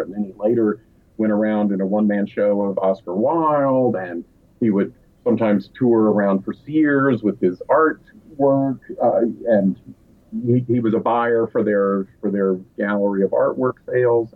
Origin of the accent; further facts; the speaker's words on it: Asheville, North Carolina, United States; I grew up in Asheville, North Carolina